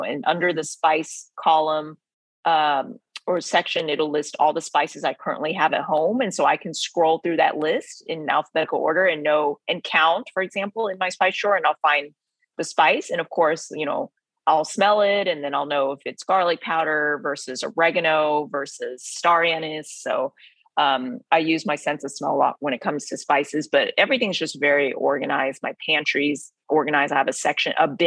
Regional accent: Texas, United States; Vietnamese heritage growing up in Texas

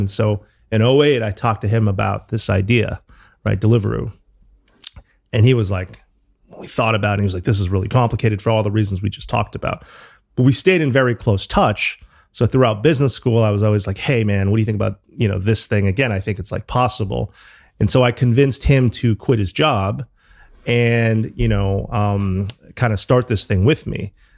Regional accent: New Haven, Connecticut, United States; moved away as an adult; also born or lived in Chicago / New York; now in London, United Kingdom; I grew up in New Haven

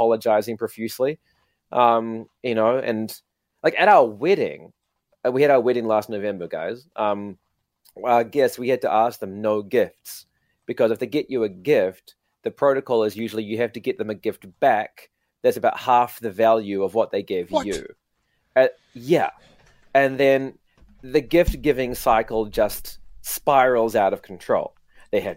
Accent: New Zealand; now in Japan; I'm from New Zealand

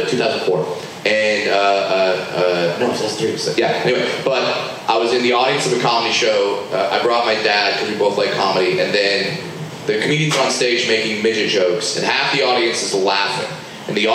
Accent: Southern California, United States; I grew up in Southern California. I worked at Disneyland

